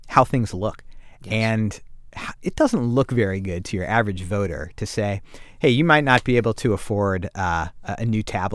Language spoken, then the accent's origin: English; St. Louis, Missouri, United States; In St. Louis, Missouri, which was my hometown